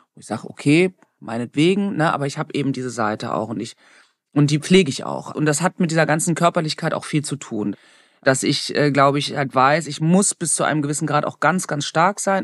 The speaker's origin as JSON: {"language": "German", "country": "Germany", "tie": "born or raised there", "said": "ich bin halt in Deutschland aufgewachsen."}